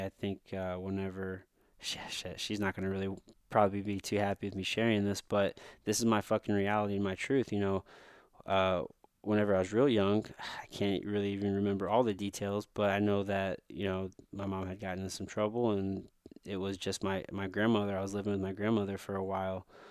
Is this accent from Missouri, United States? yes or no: yes; Missouri, United States; I'm from a fucking dirt road in the backwoods of Missouri, from a small town, this, which actually, I grew up mostly on my grandmother's farm.